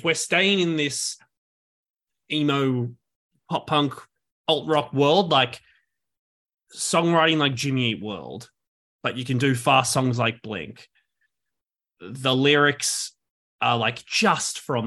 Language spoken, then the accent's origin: English; Sydney, New South Wales, Australia; now in New York, United States; I'm from Sydney